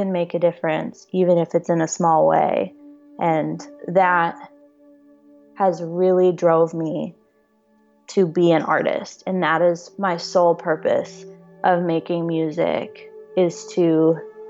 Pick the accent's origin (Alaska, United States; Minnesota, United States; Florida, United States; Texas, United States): Texas, United States; Dallas; moved away as an adult; now in Los Angeles, United States; the last time I was home in Dallas